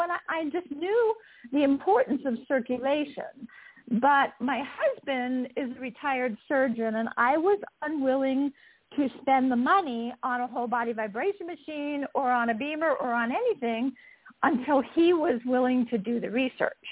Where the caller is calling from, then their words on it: just south of Salt Lake City, Utah, United States; I am calling in from Utah, just south of Salt Lake City